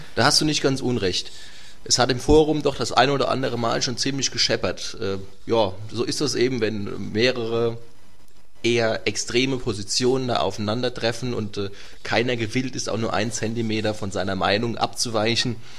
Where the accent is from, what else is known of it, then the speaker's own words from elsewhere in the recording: Göllheim, Rhineland-Palatinate, Germany; also born or lived in Worms / Kaiserslautern; Ich bin geboren in Worms, und äh, in Göllheim aufgewachsen. Das liegt äh, mitten in der Nordpfalz